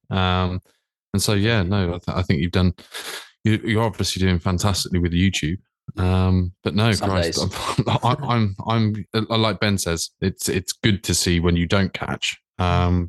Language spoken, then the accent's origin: English; Reading, South East England, United Kingdom; I'm sort of from Reading, so I'm outside London